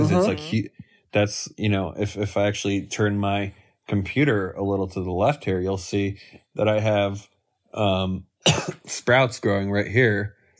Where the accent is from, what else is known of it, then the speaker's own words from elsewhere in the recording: Northeast, United States; You know, we're from the Northeast.